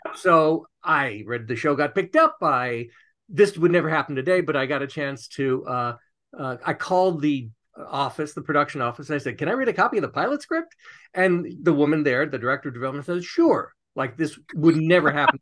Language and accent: English; Beverly Hills, California, United States; I grew up here in Los Angeles, and even weirder than that, on the wrong side of the tracks in Beverly Hills.